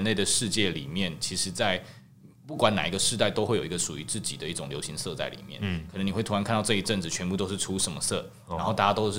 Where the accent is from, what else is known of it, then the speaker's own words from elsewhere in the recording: Taiwan; 就是我们台湾人的美感会不会其实还是往哪个方向去？